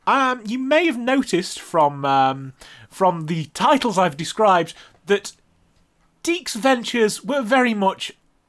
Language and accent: English; United Kingdom; being British, we got things a few years later